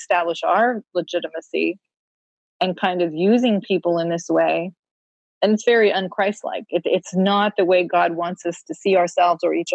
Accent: Vermont, United States; I grew up in Vermont

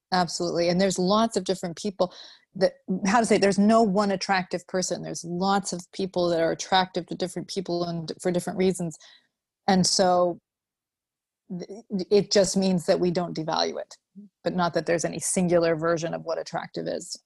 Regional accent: Vermont, United States; moved away as an adult; also born or lived in Utah; now in Chicago, United States; I grew up in Vermont

